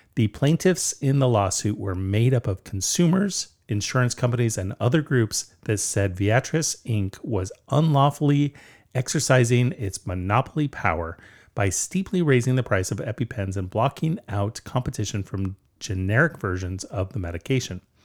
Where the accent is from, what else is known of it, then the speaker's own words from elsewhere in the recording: Southern California, United States; moved away; also born or lived in Vancouver, Washington; we grew up in Southern California